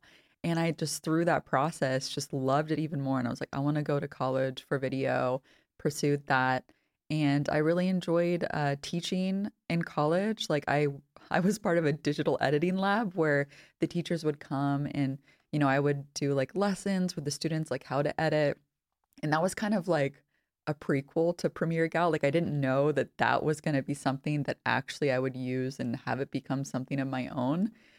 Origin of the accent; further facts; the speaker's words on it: California, United States; I'm originally from Northern California, and my partner's Polish, so we've kind of lived all over the States a little bit.